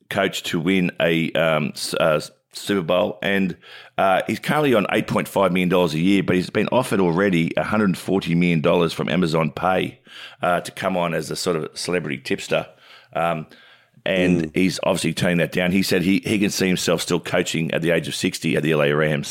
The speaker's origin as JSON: {"language": "English", "town": "Wollongong", "region": "New South Wales", "country": "Australia", "tie": "born or raised there", "said": "run a leg of the 2000 Olympics torch through my hometown of Wollongong"}